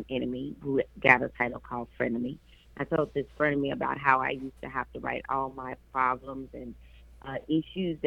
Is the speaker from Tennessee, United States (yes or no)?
yes; Memphis, Tennessee, United States; I am from Memphis, Tennessee, and that is my hometown